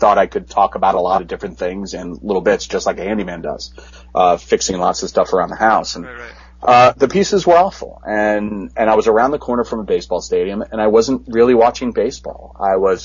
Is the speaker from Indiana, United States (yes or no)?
no; New York, United States; growing up in New York